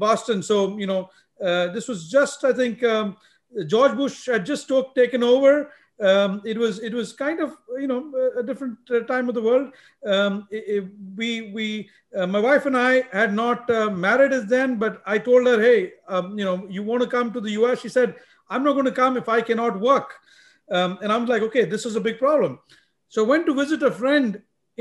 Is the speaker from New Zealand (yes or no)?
no; India; I grew up in India. I was born and brought up in India. I lived in different parts of India